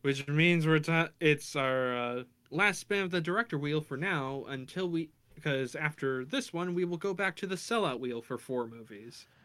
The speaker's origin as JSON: {"language": "English", "country": "United States"}